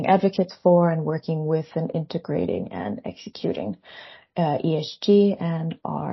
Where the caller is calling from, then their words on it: Copenhagen, Capital Region, Denmark; I'm calling you from Copenhagen, Denmark.